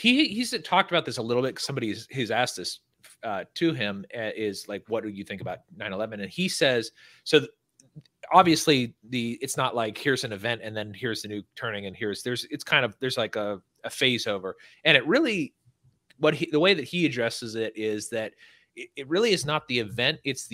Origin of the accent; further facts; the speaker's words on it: California, United States; now in Texas, United States; I live in Texas. I'm not a Californian anymore